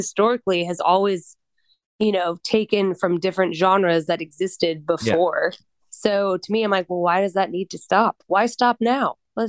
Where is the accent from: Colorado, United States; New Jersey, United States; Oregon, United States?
Colorado, United States; moved away; also born or lived in the South; I'm from Colorado.